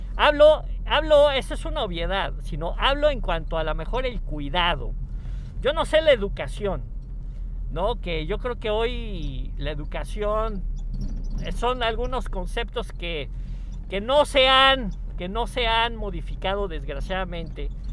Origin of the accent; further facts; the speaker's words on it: Mexico; les hablo de México